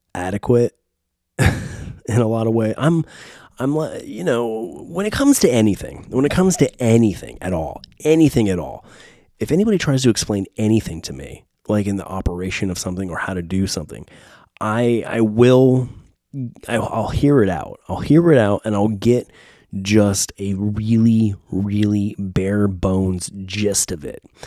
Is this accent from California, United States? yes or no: yes; San Diego, California, United States; now in Nashville, United States; Growing up in San Diego, Point Loma, Ocean Beach